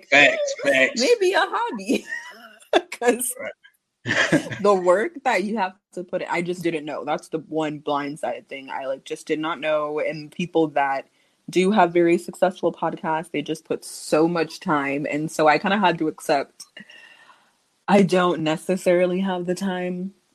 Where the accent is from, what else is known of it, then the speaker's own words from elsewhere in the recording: Phoenix, Arizona, United States; also born or lived in Santa Monica; I was born in Santa Monica, California. {S0} Okay. {S1} Then I moved to Phoenix when I was younger.